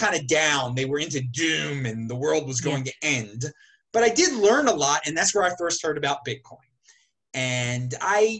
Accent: Baltimore, Maryland, United States; I grew up in the Baltimore area

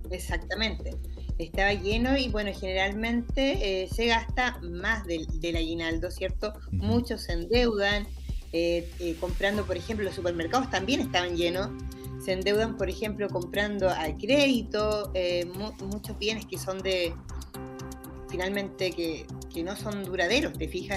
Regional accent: Chile; como cultura chilena

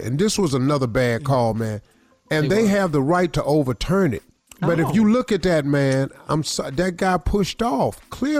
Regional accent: Cleveland, Ohio, United States; Well, I'm from Cleveland.

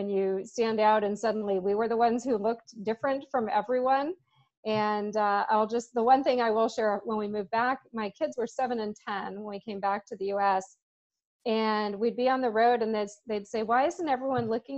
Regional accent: Seattle, Washington, United States; also born or lived in New York City / San Diego; I'm a native Seattleite. As you said, I grew up on Capitol Hill

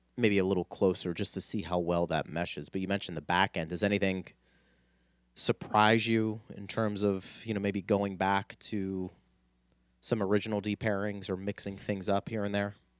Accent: Pittsburgh, Pennsylvania, United States; moved away; I'm from Pittsburgh

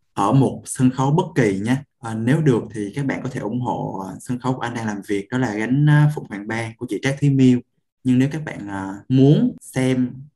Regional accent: Da Lat, Lam Dong, Vietnam; nhà anh ở Đà Lạt

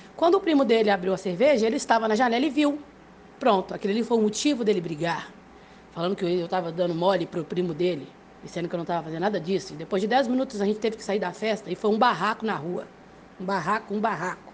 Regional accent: Belo Horizonte, Minas Gerais, Brazil; now in Rio de Janeiro, Brazil; sou nascida em Belo Horizonte, tenho 37 anos, atualmente eu moro no Rio de Janeiro

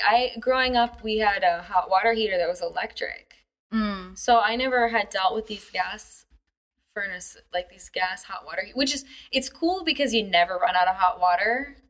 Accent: United States; moved away as an adult; now in China; as an American

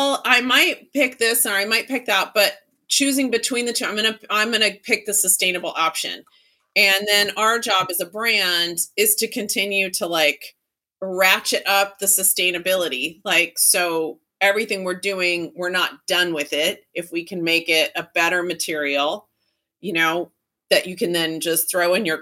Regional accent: Texas, United States; I grew up in Texas in the 80s

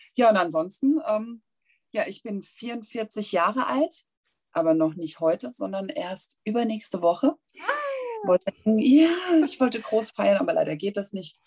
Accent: Hanau, Hesse, Germany; accent: Hessian; Ich komme aus Hessen. Also ich äh, strenge mich auch gerade mächtig an, nicht hessisch zu babbeln.

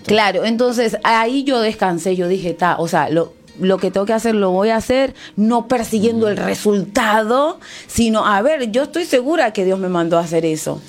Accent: Venezuela; soy venezolana, te voy a decir la Isla Margarita

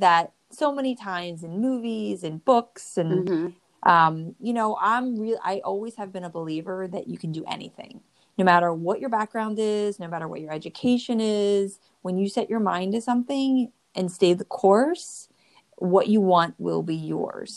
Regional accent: New Jersey, United States; I'm from the Northeast and I grew up in New Jersey.

